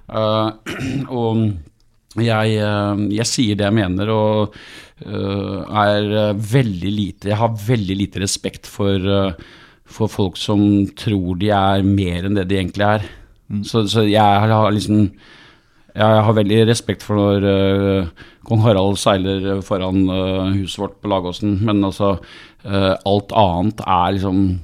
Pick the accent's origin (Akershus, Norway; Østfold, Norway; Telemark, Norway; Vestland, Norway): Telemark, Norway; Skien; jeg kommer fra Skien